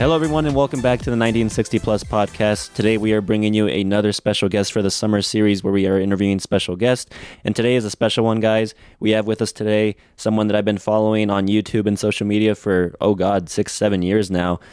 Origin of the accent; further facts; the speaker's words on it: United States; here in the States where I am from